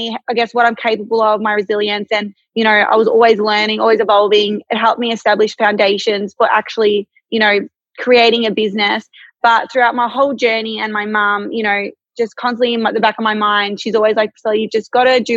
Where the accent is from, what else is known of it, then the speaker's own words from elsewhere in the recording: Melbourne, Victoria, Australia; I'm born and raised in Melbourne. I haven't lived anywhere else. I grew up in the northern suburbs